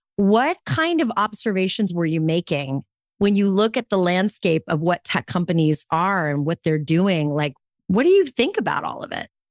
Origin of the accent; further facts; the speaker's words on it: California, United States; I grew up in California